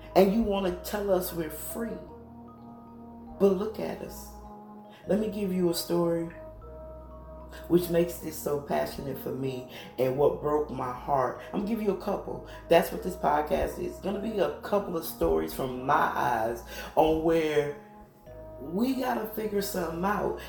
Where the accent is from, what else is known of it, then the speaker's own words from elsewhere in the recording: United States; I am American